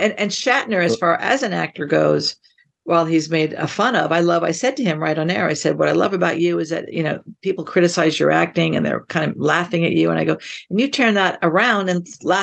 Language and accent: English; Kansas City, Missouri, United States; moved away; I'm from Kansas City